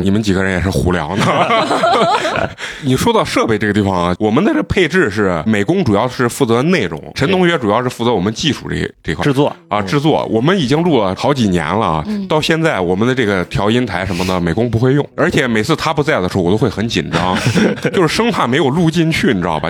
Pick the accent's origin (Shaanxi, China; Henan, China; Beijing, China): Shaanxi, China; Xi'an; 咱们西安人